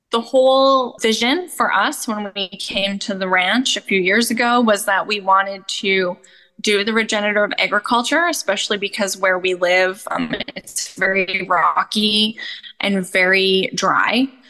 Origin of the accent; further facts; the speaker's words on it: Canada; also born or lived in Australia; now in United States; I grew up in Canada.